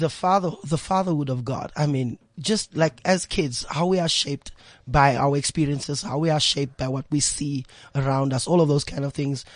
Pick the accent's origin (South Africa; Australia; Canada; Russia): South Africa; Eldorado Park, Gauteng; Okay, for me, I mean, Eldorado Park, you know, it's renowned for gangsterism, renowned for, you know, drug abuse and all of those kind of things happening there. It was a challenge, you know, being raised by a single parent.